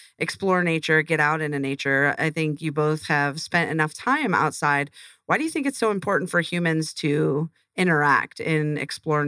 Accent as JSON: {"language": "English", "area": "about 75 miles south of Buffalo", "region": "New York", "country": "United States", "moved": "yes", "lives_now": "Arizona, United States", "said": "I'm from about 75 miles south of Buffalo"}